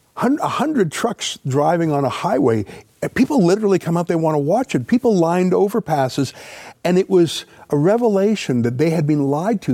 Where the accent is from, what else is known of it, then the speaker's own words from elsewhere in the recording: Canada; we're Canadian